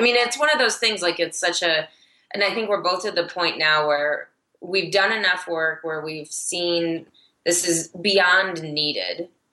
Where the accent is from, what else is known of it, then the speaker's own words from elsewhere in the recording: Michigan, United States; moved away as an adult; now in Denver, United States; I'm originally from Michigan